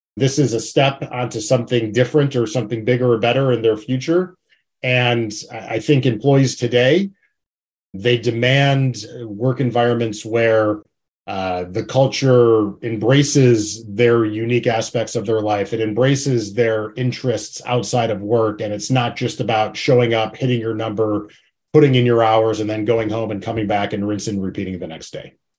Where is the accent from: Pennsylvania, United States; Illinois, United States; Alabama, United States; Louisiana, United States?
Illinois, United States; Chicago; I'm from Chicago